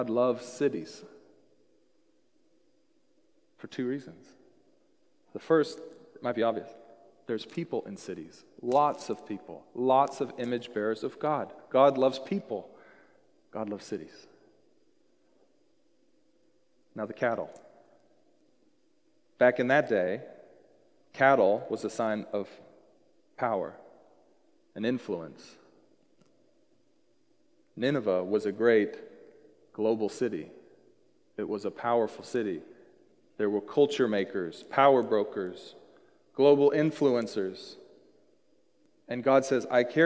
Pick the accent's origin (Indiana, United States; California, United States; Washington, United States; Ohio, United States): Washington, United States; Seattle; moved away as an adult; also born or lived in Colorado; I was born here in the Seattle area